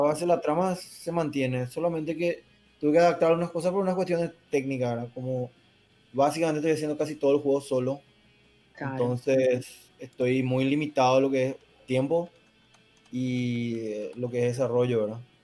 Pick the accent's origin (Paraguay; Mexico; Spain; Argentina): Paraguay; yo soy de Paraguay